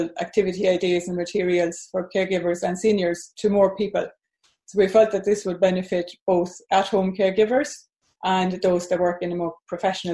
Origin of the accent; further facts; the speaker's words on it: Sweden; moved away as an adult; now in Ireland; Yeah, I'm originally from Sweden, but I've lived in Ireland for well over 40 years now. So I'm based in Ireland.